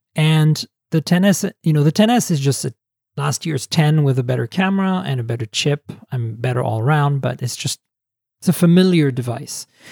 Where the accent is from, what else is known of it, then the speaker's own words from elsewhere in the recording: Canada; I am a Canadian